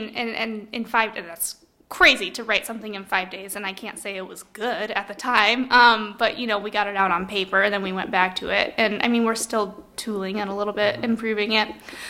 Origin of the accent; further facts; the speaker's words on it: United States; growing up in the Quad Cities, you're not really exposed to a ton of creative or entertainment-centric industries around here.